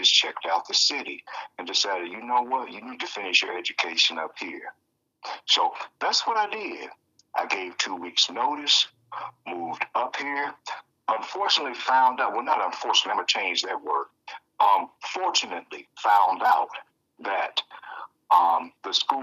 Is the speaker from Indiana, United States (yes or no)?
yes; Indianapolis, Indiana, United States; moved away as an adult; now in Chicago, United States; I'm originally from Indianapolis